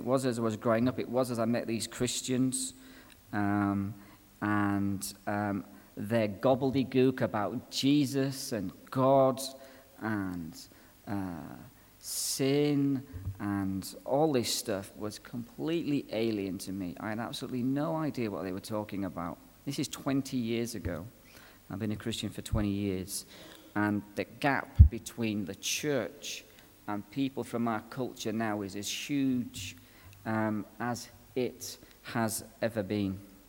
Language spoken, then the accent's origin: English; Belfast, Northern Ireland, United Kingdom; accent: Irish; also born or lived in Donegal, Ireland; You can tell by my accent that I'm an Irishman, can't you? I was actually born in Donegal and actually lived in Belfast as a boy.